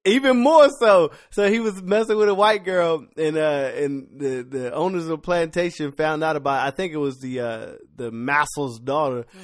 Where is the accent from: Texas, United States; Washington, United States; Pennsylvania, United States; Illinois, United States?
Pennsylvania, United States; Philadelphia; moved away; I'm from Philly.